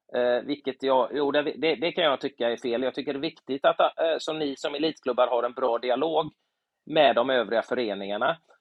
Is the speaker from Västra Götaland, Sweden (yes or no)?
yes; Gothenburg, Västra Götaland, Sweden; när jag var liten i Göteborg